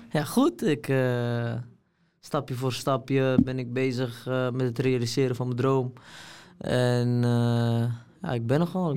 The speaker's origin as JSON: {"language": "Dutch", "town": "Amsterdam", "region": "North Holland", "country": "Netherlands", "tie": "born or raised there", "said": "ik ben opgegroeid in Amsterdam-Oost"}